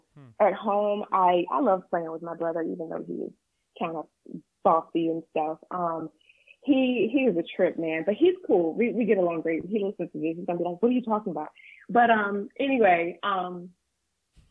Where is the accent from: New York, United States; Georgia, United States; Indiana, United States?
Georgia, United States; Pelham; moved away as an adult; also born or lived in Thomasville, Georgia / Tallahassee, Florida; I was raised in a small town called Pelham, Georgia